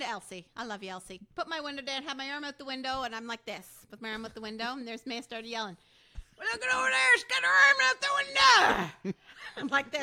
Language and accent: English; Canada; we're Canadian